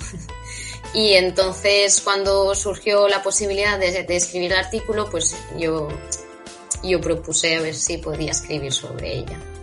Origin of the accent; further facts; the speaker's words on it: Catalonia, Spain; yo soy de Cataluña